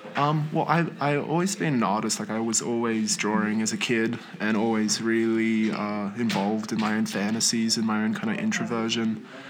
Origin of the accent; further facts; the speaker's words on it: northern New South Wales, Australia; also born or lived in Poland; I'm from northern New South Wales, just from like a little town on the coast there.